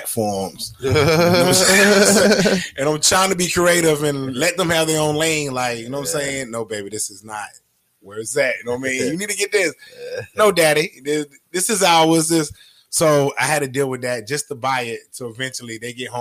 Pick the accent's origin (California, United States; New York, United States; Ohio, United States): New York, United States; New York City; moved away as an adult; now in Jacksonville, United States; I'm originally from New York